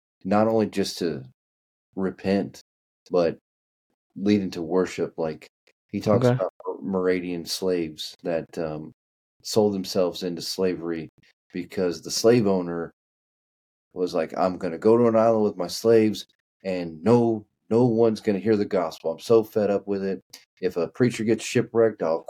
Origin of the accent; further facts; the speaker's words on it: Kentucky, United States; accent: Kentucky; my Kentucky accent